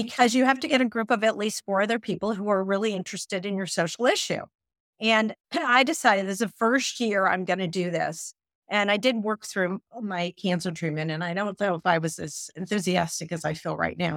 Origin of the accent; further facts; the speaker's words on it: Midwest, United States; I'm a Midwesterner